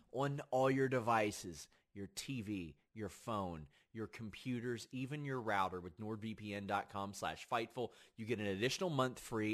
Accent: Kentucky, United States; I'm from Kentucky

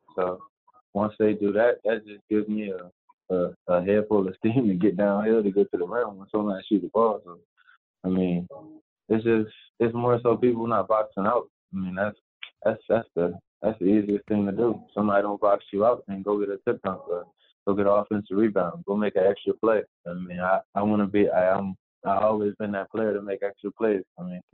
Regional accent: Chester, Pennsylvania, United States; now in Miami, United States; I'm from Chester, PA. So I go out there every day playing basketball around all the older players

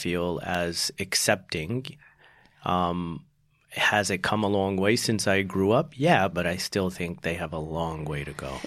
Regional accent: Houston, Texas, United States; also born or lived in Salt Lake City, Utah; Then we moved to Texas. That's where I grew up.

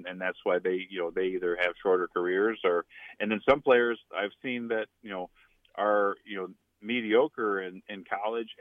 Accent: outside of Chicago, Illinois, United States; moved away; also born or lived in Nebraska / New Orleans / Indiana; growing up outside of Chicago

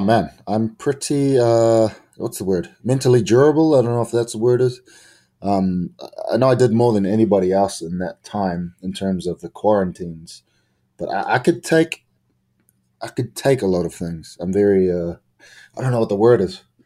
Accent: New Zealand; I'm from New Zealand

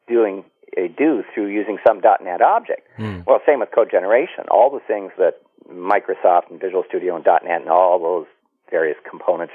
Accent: Canada; I'm a Canadian.

